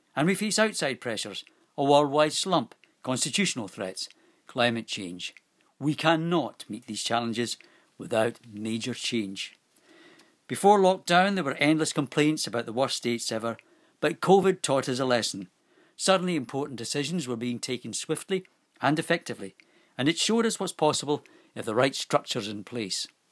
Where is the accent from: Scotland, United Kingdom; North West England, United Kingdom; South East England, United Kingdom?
Scotland, United Kingdom; now in Guernsey; I was born in Scotland, but I'm married to a local girl and I've lived in Guernsey nearly 30 years.